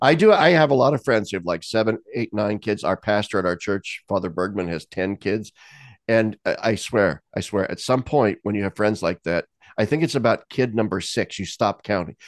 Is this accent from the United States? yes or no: yes; Lincoln, Nebraska, United States; when I was growing up in Lincoln, Nebraska in the sixties